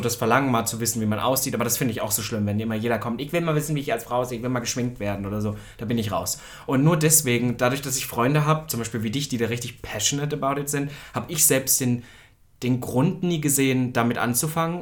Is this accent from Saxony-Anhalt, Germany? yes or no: yes; Halle, Saxony-Anhalt, Germany; in Halle, meiner Heimatstadt